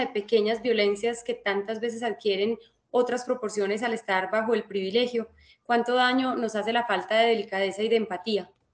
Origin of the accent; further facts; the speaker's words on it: Colombia; nosotros como colombianos